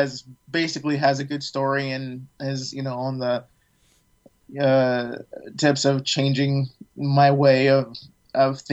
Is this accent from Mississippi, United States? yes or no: no; Fairfax, Virginia, United States; moved away; also born or lived in Chicago, Illinois; I was born in Chicago and raised in Fairfax or Oakton, Virginia area